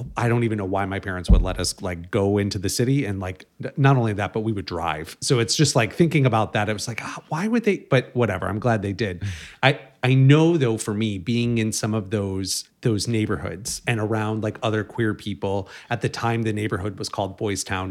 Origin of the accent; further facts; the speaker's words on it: Chicago, Illinois, United States; now in Los Angeles, United States; I grew up in Chicago